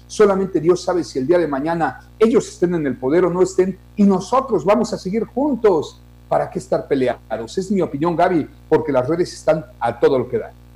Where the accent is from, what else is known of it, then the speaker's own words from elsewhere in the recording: Mexico; somos mexicanos